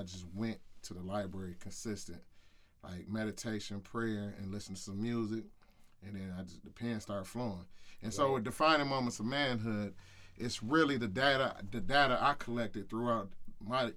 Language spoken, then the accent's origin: English; Grand Rapids, Michigan, United States; I grew up in the hood. I grew up on Dickinson